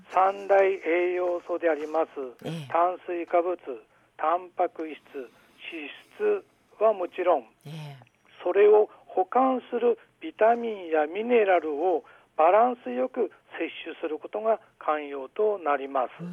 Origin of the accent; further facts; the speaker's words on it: Aomori, Japan; 生まれも育ちも青森